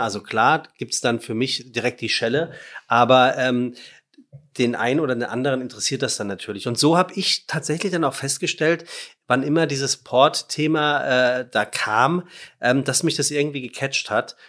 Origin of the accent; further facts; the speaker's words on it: Frankfurt, Hesse, Germany; ich bin ja Frankfurter